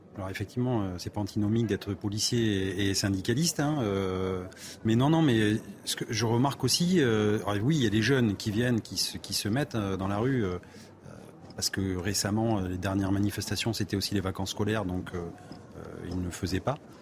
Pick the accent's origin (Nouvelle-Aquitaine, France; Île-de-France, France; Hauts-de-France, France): Nouvelle-Aquitaine, France; Périgueux; je suis de Périgueux